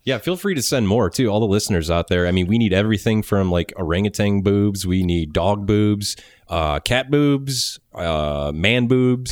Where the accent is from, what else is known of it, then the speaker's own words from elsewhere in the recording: Cleveland, Ohio, United States; I'm from Cleveland, just like y'all